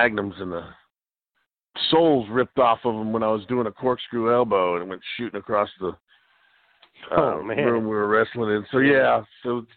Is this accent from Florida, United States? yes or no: yes; Miami, Florida, United States; I grew up down in Miami, Florida